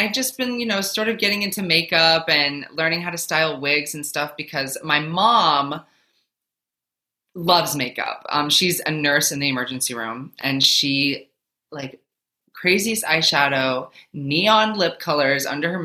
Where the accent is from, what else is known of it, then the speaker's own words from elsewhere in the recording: Minnesota, United States; moved away as an adult; now in New Jersey, United States; I'm currently in New Jersey, but I'm originally from Minnesota.